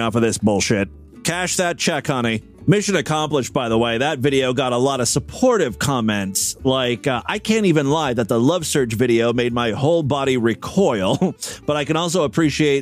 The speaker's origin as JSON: {"language": "English", "region": "Ohio", "country": "United States", "tie": "born or raised there", "said": "my home state"}